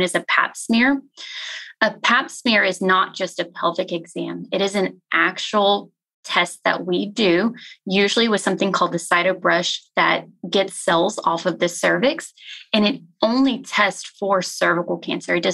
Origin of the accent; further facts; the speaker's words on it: Pleasanton, Texas, United States; also born or lived in Galveston, Texas / Memphis, Tennessee; now in Fort Worth, United States; I grew up in a town called Pleasanton, which is about 30 minutes south of San Antonio.